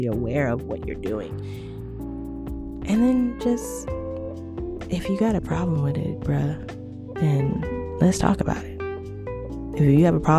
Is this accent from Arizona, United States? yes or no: yes; Arizona, United States; I grew up in Arizona